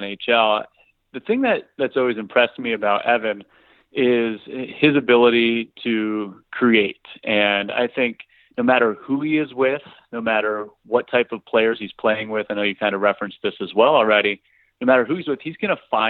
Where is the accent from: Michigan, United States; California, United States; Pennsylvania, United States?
Pennsylvania, United States; Eastern; We're both from the Eastern PA.